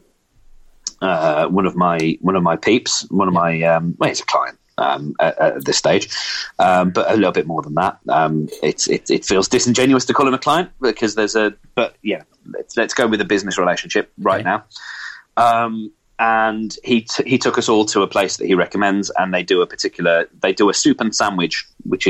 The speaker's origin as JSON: {"language": "English", "region": "England", "country": "United Kingdom", "moved": "yes", "said": "I'm English"}